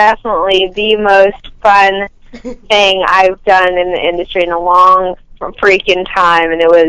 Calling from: Los Angeles, California, United States; from Los Angeles, California.

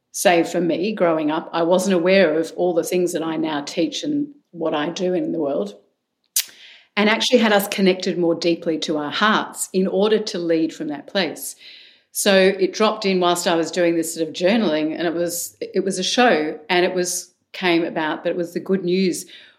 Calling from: Melbourne, Victoria, Australia; From Melbourne, Australia. So I'm in your future, Mark.

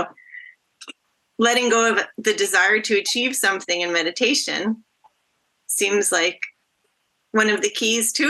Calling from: Massachusetts, United States; I'm calling in from Massachusetts, so I arrived late.

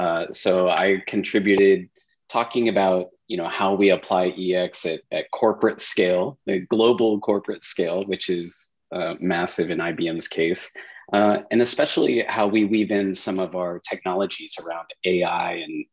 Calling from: San Diego, California, United States; I'm in San Diego, California this morning.

